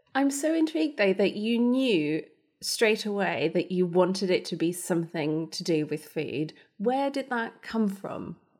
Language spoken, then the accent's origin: English; Germany; moved away; I grew up in Germany. We are not a rugby nation